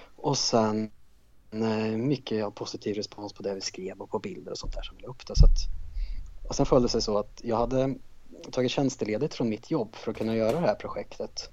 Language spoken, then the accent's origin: Swedish; Karlskoga, Värmland, Sweden; moved away as an adult; now in Stockholm, Sweden; Ursprungligen kommer jag från en liten stad i Värmland som heter Karlskoga